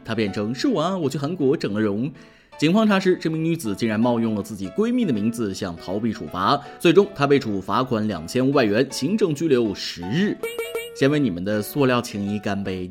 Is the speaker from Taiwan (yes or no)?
no; Shandong, China; 我不是北京的，我是山东的。